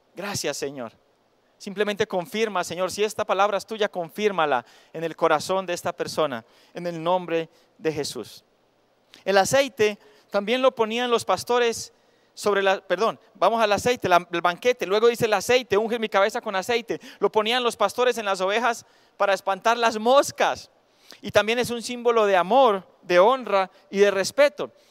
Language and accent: Spanish; Cisneros, Antioquia, Colombia; moved away; cuando vivía en Cisneros, mi tierra natal